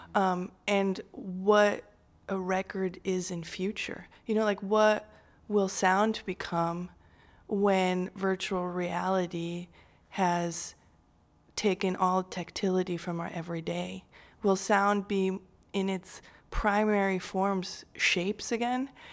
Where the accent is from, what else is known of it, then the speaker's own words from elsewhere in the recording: Switzerland; now in Chicago, United States; I grew up in Switzerland, which is a beautiful country